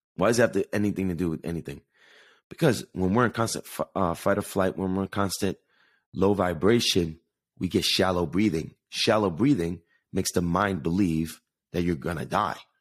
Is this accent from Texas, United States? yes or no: no; Jersey City, New Jersey, United States; I was born in Jersey City, New Jersey with the view of New York City